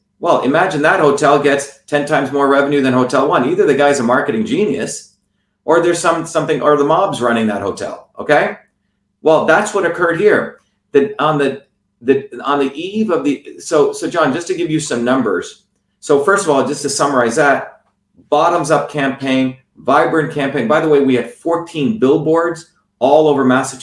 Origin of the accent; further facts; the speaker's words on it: India; moved away; growing up in India as a low caste, untouchable Indian